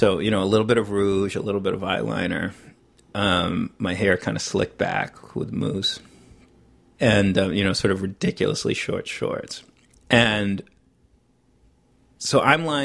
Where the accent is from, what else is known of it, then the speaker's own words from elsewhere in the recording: New York City, New York, United States; I was from Greenwich Village. I had been an actor all through my childhood.